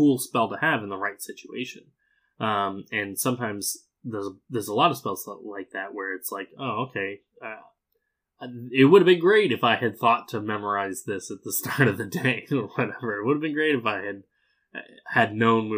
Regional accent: Arizona, United States; I grew up in Arizona

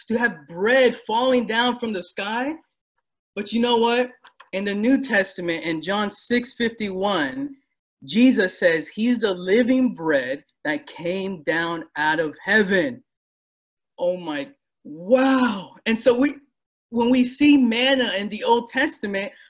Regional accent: United States; I was born and raised in the United States. I'm born and raised here

